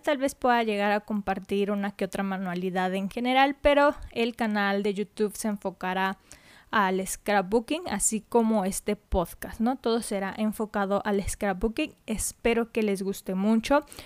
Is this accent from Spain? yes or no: no; Mexico; soy de México, entonces en mi país descubrí